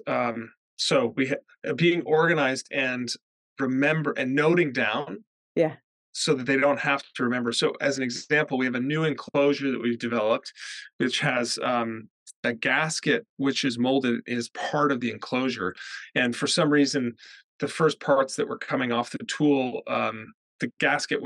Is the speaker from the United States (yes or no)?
yes; the American West, United States; moved away as an adult; now in United Kingdom; I grew up in the American West where water is scarce